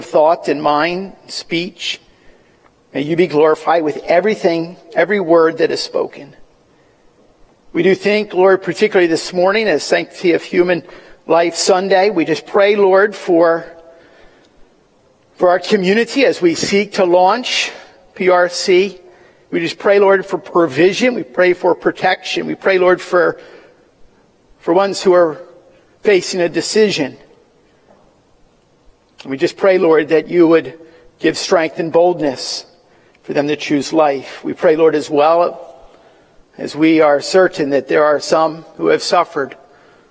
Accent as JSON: {"language": "English", "town": "Willow Grove", "region": "Pennsylvania", "country": "United States", "tie": "born or raised there", "said": "I was born in Willow Grove, Pennsylvania."}